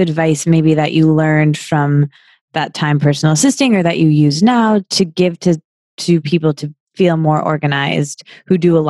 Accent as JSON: {"language": "English", "region": "Midwest", "country": "United States", "tie": "born or raised there", "said": "yeah, I think growing up in the Midwest, it feels kind of far from us because we don't, we didn't grow up with it as our industry."}